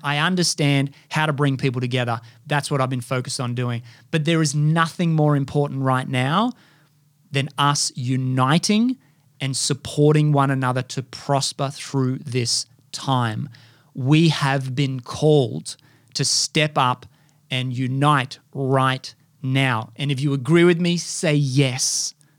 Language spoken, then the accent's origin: English; Australia; I was brought up here in Australia